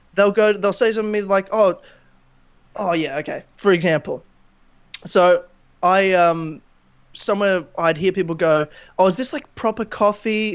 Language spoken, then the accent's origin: English; Queensland, Australia; I'm from Queensland.